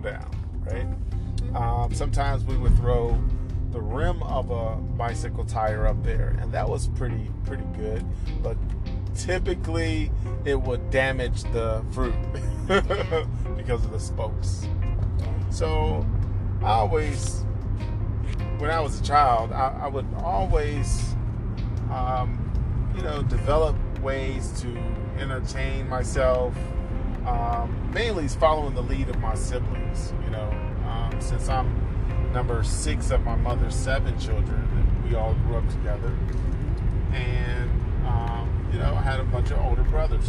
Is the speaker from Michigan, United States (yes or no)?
yes; Detroit, Michigan, United States; So we grew up in Detroit